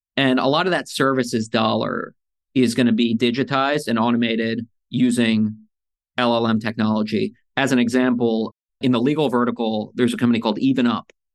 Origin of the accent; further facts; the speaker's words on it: United States; also born or lived in Soviet Union; when I was four years old, I got on a plane with a box of Legos, came to America